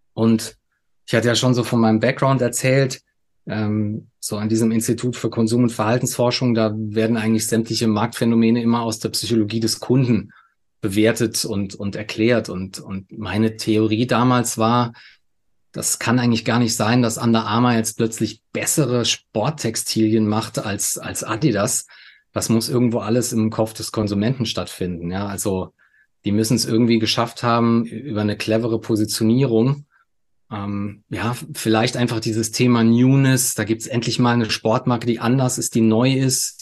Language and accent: German; Saarland, Germany; moved away as an adult; now in Munich, Germany; Geboren bin ich im Saarland, ähm, lebe aber jetzt schon seit, seit über 15 Jahren in München